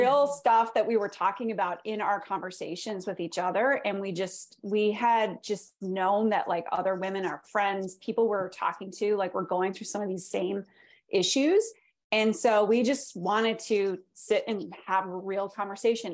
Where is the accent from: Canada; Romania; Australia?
Canada; moved away; I'm from Canada originally